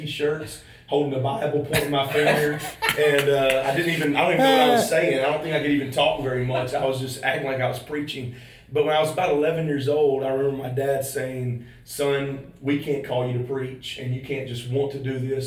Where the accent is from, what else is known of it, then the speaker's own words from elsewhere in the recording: Crystal Springs, Mississippi, United States; moved away as an adult; now in Oklahoma, United States; I grew up in Crystal Springs. My dad's a pastor